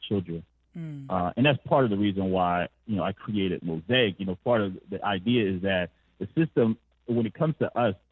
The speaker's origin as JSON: {"language": "English", "town": "Philadelphia", "region": "Pennsylvania", "country": "United States", "tie": "born or raised there", "said": "I grew up in North Philadelphia"}